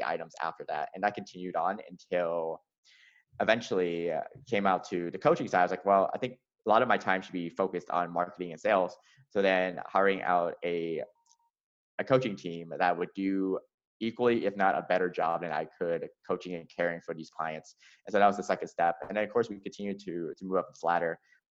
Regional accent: Atlanta, Georgia, United States; I grew up in the American South. So I grew up in Atlanta.

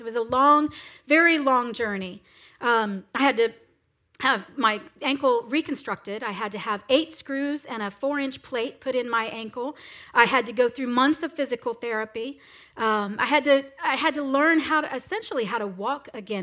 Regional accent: South Florida, United States; I am from South Florida. That's where I was raised

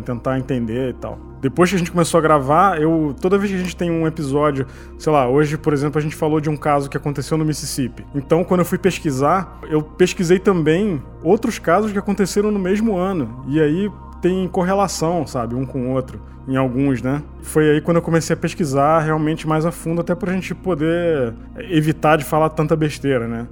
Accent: Petrópolis, Rio de Janeiro, Brazil; Porque eu morava perto do Rio, eu sou de Petrópolis

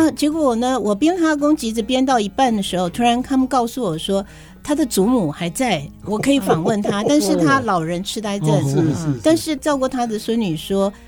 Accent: Hsinchu, Hsinchu City, Taiwan; moved away; 真的很开心回到我的故乡。最近这个时刻，我还得跟。跟大家说，我是新竹女中毕业的，

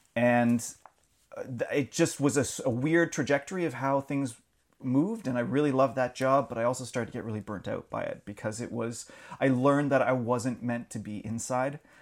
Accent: Alliston, Ontario, Canada; grew up an hour north of Toronto, around Alliston.

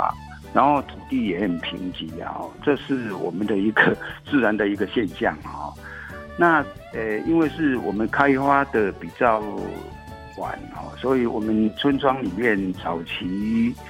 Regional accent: Nanliao, Hsinchu City, Taiwan; 对，我从出生到现在都没有搬过家，也没有迁移过户籍，也都是世居在南寮村。

